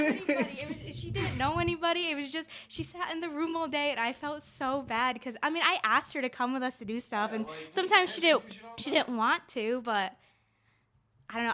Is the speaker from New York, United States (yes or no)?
yes; Mayfield, New York, United States; I grew up in Mayfield, New York.